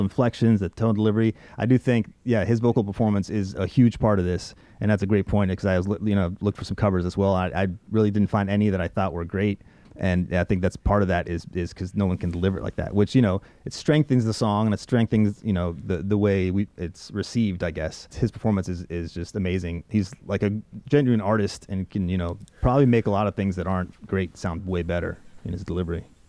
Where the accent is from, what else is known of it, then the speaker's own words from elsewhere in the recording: Harford County, Maryland, United States; when I came to the States uh, in the 90s, my hometown was in, at that point is Maryland in uh, Harford, Harford, County, Maryland.